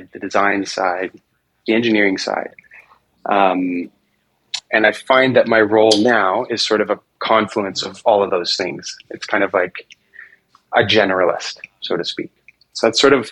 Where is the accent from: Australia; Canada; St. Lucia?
Canada; Toronto, Ontario; first language English; also born or lived in China; now in Ontario, Canada; my wife and I don't really have any help because we're from Toronto